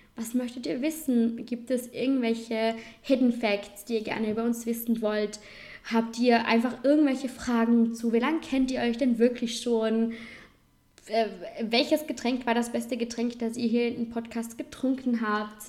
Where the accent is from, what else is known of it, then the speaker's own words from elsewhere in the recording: Vorarlberg, Austria; accent: Vorarlberg dialect; man unterteilt Vorarlberg eigentlich in Oberland und Unterland. Wohnen tue ich im Oberland